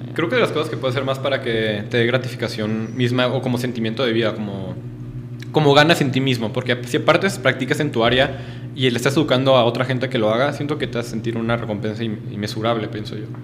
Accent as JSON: {"language": "Spanish", "region": "northern Mexico", "country": "Mexico", "moved": "as an adult", "lives_now": "Puebla, Mexico", "said": "vengo del norte de México"}